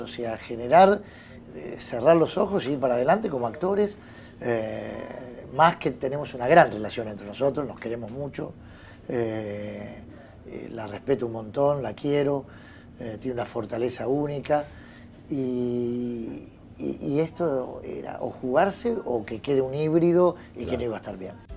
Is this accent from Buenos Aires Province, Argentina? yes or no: yes; Béccar, Buenos Aires Province, Argentina; also born or lived in Villa del Parque, Buenos Aires; Yo soy de ahí. Yo nací en Becar, perdón, Villa del Parque, fui a Becar, estudié en un colegio el 20 de junio en San Isidro